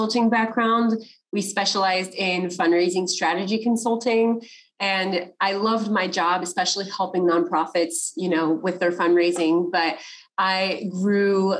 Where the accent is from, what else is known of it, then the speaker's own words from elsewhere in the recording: California, United States; I'm from California.